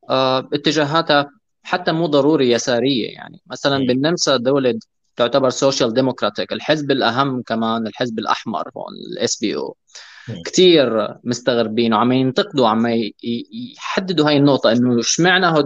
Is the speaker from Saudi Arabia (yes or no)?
no; Syria; العنصريه اللي واجهناها نحن كسوريين بسوريا